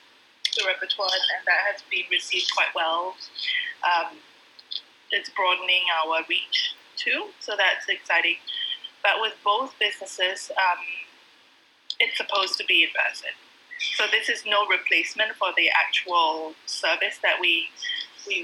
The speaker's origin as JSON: {"language": "English", "country": "Singapore", "tie": "born or raised there", "said": "Growing up in Singapore"}